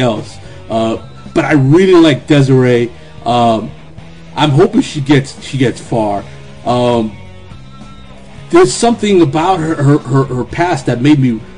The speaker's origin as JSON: {"language": "English", "town": "Miami", "region": "Florida", "country": "United States", "tie": "born or raised there", "moved": "yes", "lives_now": "New York City, United States", "said": "I grew up in Miami"}